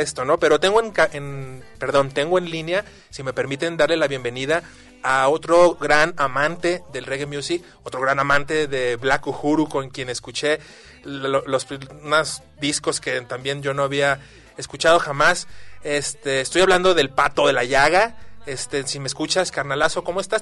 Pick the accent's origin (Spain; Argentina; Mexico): Mexico; Guadalajara, Jalisco; los que somos tapatíos